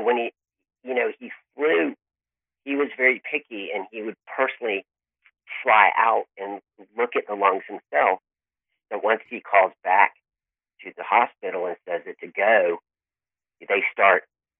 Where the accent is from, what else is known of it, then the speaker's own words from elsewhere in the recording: Tallahassee, Florida, United States; born there; I was born in Tallahassee, which is probably an hour or so away.